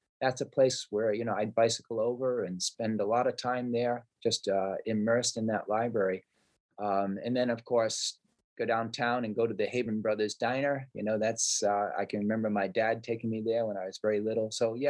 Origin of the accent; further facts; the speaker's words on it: Providence, Rhode Island, United States; moved away as an adult; now in West Coast, United States; that's my hometown. That's where I grew up.